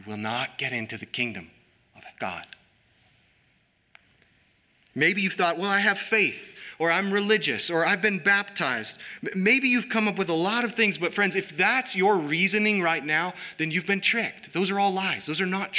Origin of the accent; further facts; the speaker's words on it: United States; We are both American and Christian